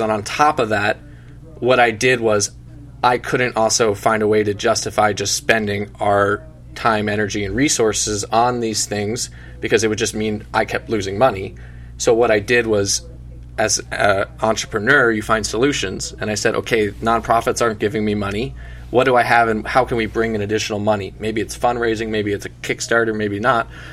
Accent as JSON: {"language": "English", "region": "South Florida", "country": "United States", "tie": "born or raised there", "said": "I'm born and raised in South Florida, born and raised at the beach basically every day."}